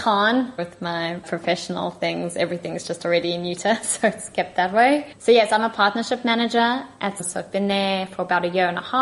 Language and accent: English; South Africa; accent: South African; now in Tel Aviv, Israel; my accent is from South Africa because I'm originally from there. But our main office is in Tel Aviv, so that's where I'm currently based.